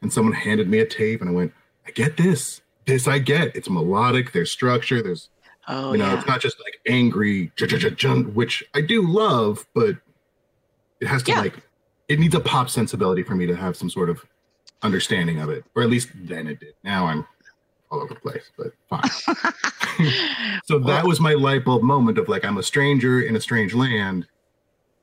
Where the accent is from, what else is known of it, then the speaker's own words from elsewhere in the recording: San Diego, California, United States; moved away; also born or lived in Tri-Cities, Washington; I grew up in San Diego and then moved to the Tri-Cities in December of 90